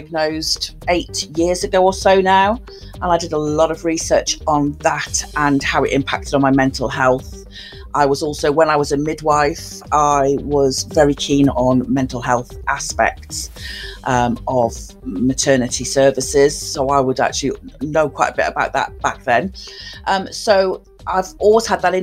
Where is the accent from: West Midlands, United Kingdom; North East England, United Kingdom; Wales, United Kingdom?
North East England, United Kingdom; Newcastle upon Tyne; now in Telford, United Kingdom; I was born in Newcastle upon Tyne, so I'm a Geordie, and currently live in Telford, Shropshire.